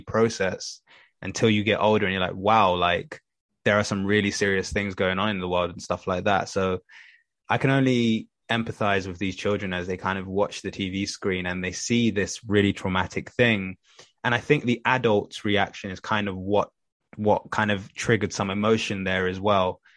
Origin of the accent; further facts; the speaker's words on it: London, United Kingdom; I grew up in Tottenham. I first started off in Tottenham